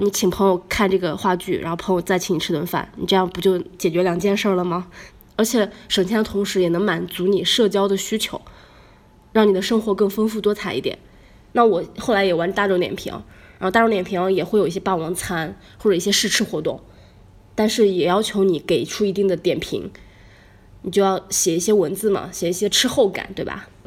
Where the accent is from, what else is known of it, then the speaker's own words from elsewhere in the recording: northern China, China; now in Shanghai, China; 我们北方人